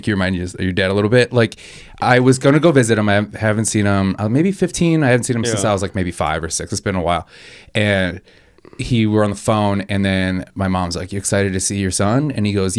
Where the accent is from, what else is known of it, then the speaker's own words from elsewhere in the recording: Wisconsin, United States; I'm from Wisconsin